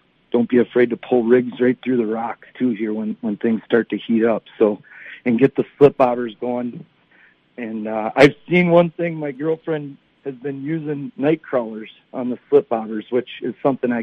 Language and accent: English; Forest Lake, Minnesota, United States; also born or lived in Bemidji; my hometown of Forest Lake high school fishing team